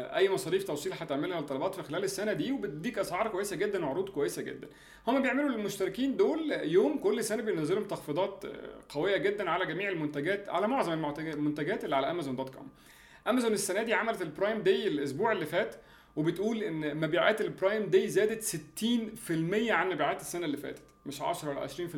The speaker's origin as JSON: {"language": "Arabic", "country": "Egypt", "said": "عندنا في مصر"}